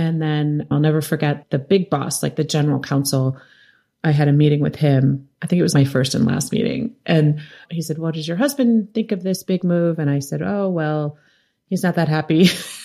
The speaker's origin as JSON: {"language": "English", "town": "New York City", "region": "New York", "country": "United States", "tie": "born or raised there", "said": "So my father was a photographer and I grew up in New York City"}